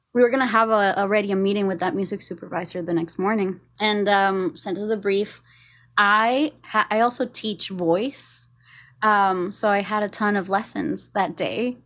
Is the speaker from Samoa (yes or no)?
no; Costa Rica; moved away as an adult; now in Los Angeles, United States; I'm from Costa Rica.